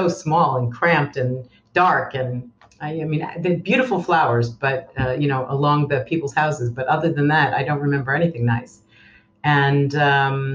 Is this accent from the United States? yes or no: yes; Westchester, New York, United States; moved away as an adult; also born or lived in Westport, Connecticut; now in Israel; I'm from Westchester, New York